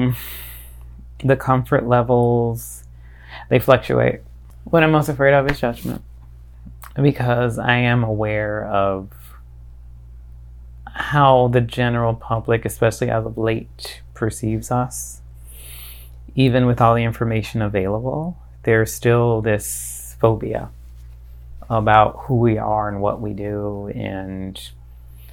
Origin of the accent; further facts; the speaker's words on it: Fort Lauderdale, Florida, United States; now in Tampa Bay, United States; I'm from Fort Lauderdale, Florida.